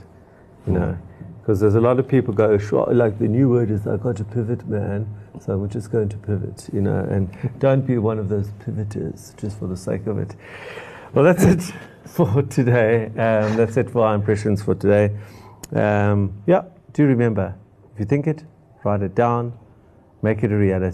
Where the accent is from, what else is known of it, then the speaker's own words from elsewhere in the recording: Durban, KwaZulu-Natal, South Africa; I grew up in Durban